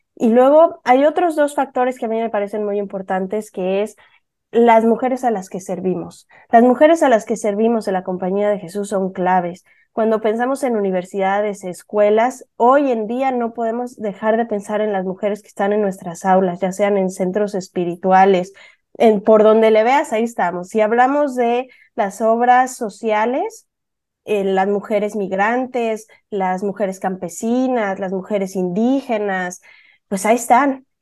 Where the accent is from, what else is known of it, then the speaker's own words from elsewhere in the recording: Puebla, Mexico; now in San Francisco, United States; yo soy mexicana, igual que Alejandra, nada más que yo vengo de Puebla